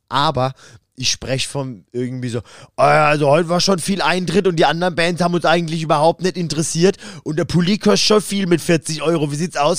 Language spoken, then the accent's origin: German; Karlsruhe, Baden-Württemberg, Germany; da habe ich auch mit meiner alten Band bei uns in Karlsruhe im alten Substage gespielt.